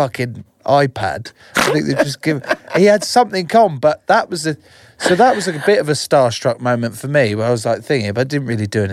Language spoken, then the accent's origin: English; Eastbourne, South East England, United Kingdom; also born or lived in Heathfield; I was born in Eastbourne, DGH, but I live in Heathfield